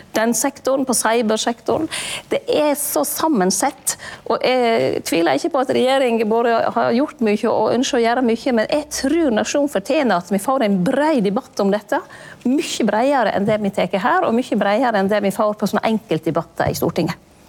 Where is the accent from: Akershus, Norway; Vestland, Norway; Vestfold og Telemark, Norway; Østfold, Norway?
Vestland, Norway; Lærdal; hjemme i Lærdal, oppe i lia